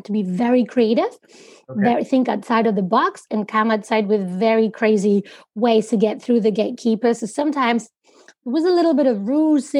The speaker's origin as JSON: {"language": "English", "town": "Madrid", "region": "Community of Madrid", "country": "Spain", "tie": "born or raised there", "said": "I'm originally half German and half Spanish, born and raised in Madrid."}